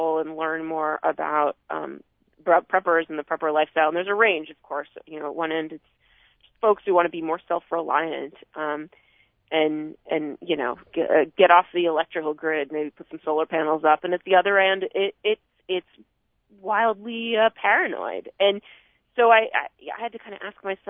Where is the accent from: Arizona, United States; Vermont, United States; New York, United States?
Vermont, United States; growing up in Vermont